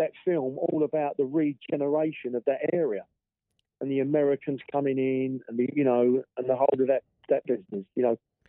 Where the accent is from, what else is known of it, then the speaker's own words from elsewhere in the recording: London, United Kingdom; I was born in East London, mm-hmm. I moved over to South East London